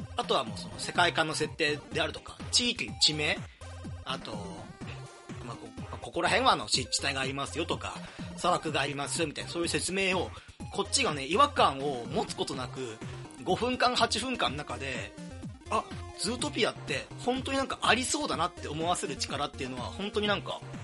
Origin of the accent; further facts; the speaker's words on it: Kansai, Japan; 地元のね、関西の大学に通うのか